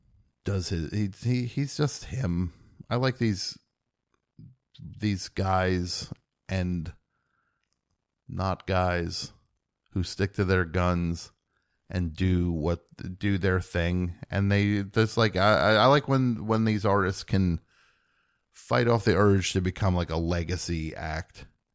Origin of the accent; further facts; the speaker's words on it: New Jersey, United States; I'm from New Jersey.